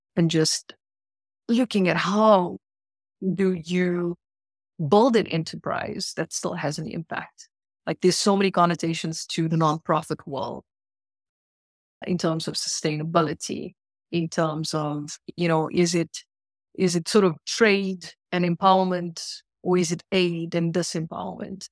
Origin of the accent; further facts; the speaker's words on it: South Africa; moved away as an adult; now in Canada; not born in not born, uh, anywhere else but South Africa, spent thirty years of my life there and then immigrated to Canada.